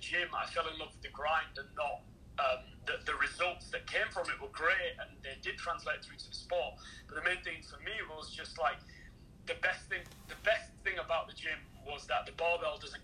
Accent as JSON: {"language": "English", "region": "England", "country": "United Kingdom", "tie": "born or raised there", "moved": "as an adult", "lives_now": "Canada", "said": "Grew up in England"}